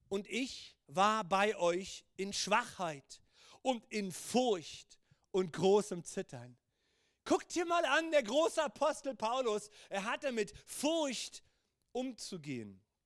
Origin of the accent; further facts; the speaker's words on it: Germany; auch als Deutsche